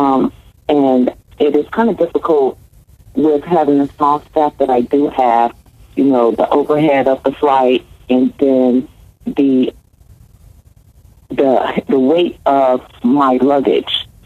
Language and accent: English; Fayetteville, North Carolina, United States; I am originally from Fayetteville, North Carolina